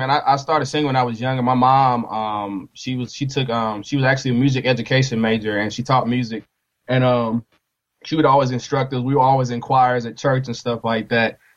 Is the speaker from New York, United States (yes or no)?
no; Nashville, Tennessee, United States; also born or lived in Tampa; now in Oklahoma, United States; I tell them I was born in Tampa, but Nashville's home for me.